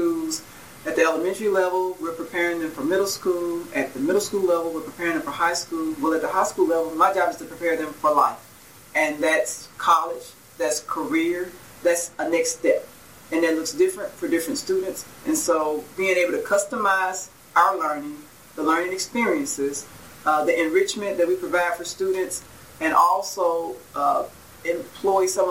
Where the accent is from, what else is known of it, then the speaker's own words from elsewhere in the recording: Gary, Indiana, United States; moved away as an adult; I'm actually from Gary, Indiana. I grew up there